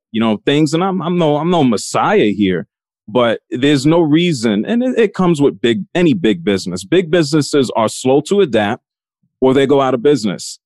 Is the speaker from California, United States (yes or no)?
no; New York City, New York, United States; I grew up in the North Bronx in New York City.